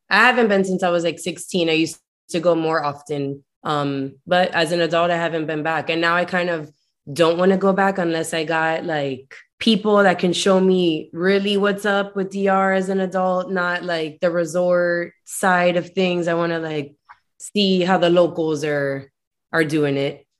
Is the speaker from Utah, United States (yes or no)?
no; Miami, Florida, United States; also born or lived in New York City, United States; I'm from Miami proper, uh, but only first generation Miami